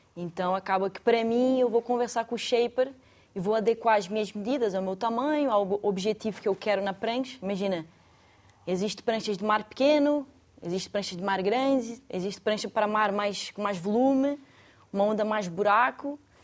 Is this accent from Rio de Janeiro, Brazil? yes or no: yes; Saquarema, Rio de Janeiro, Brazil; moved away as an adult; now in Portugal; Eu nasci no Rio e era de Saquarema, parte da interior do Rio de Janeiro.